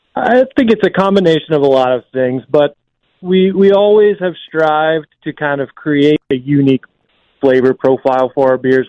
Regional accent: Vermont, United States; also born or lived in Staten Island, New York; now in Albany area, United States; I grew up in Vermont

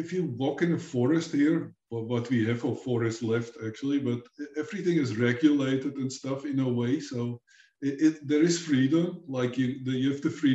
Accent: Amstelveen, North Holland, Netherlands; also born or lived in Uithoorn, Netherlands; I was actually born in a place called Amstelveen, which is right next to Amsterdam

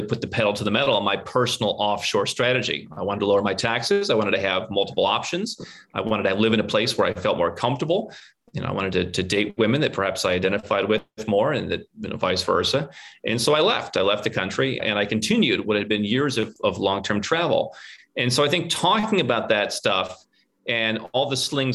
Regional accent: Northern Ohio, United States; moved away as an adult; also born or lived in Cleveland; now in Serbia; We come from a very similar background growing up in Northern Ohio

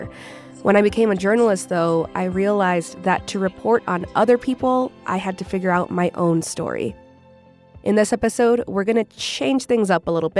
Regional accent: Rio Grande City, Texas, United States; first language Spanish; English is a second language; moved away as an adult; also born or lived in Albuquerque; I grew up in South Texas. I grew up in a really small town called Rio Grande City.

